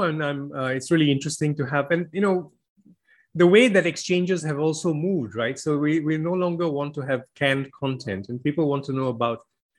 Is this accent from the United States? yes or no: no; Malaysia; now in United Kingdom; I came from Malaysia where if you don't work, you don't earn, the state doesn't support you.